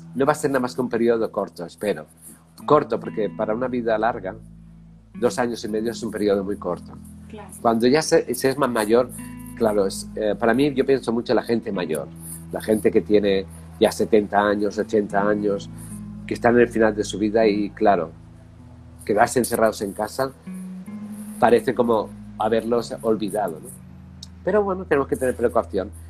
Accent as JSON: {"language": "Spanish", "country": "Spain", "also_born_or_lived": "Barcelona / Paris / London / United States", "moved": "as an adult", "said": "yo soy español"}